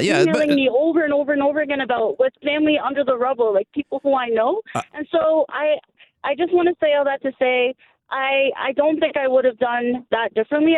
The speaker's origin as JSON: {"language": "English", "town": "Hamilton", "region": "Ontario", "country": "Canada", "said": "I'm an organizer from Hamilton, Ontario."}